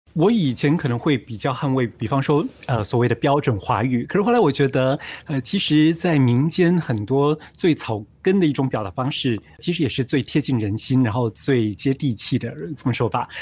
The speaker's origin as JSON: {"language": "Chinese", "country": "Singapore", "said": "我们是新加坡人，然后我们住在这里"}